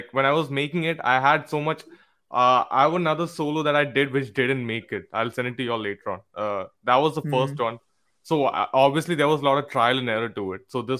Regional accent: West Bengal, India; now in Mangalore, India; Yes, we are from West Bengal, but then we are from Mangalore as well.

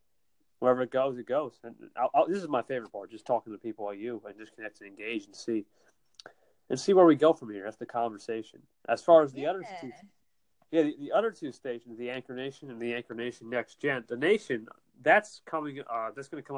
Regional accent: New Jersey, United States; I'm from NJ, New Jersey

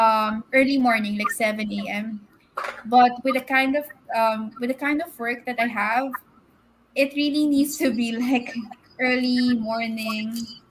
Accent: Philippines; moved away; No, I'm pure Filipino.

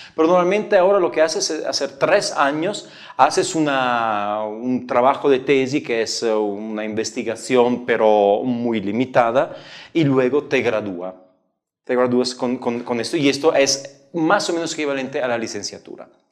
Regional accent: Italy; moved away; also born or lived in Padua; yo soy italiano

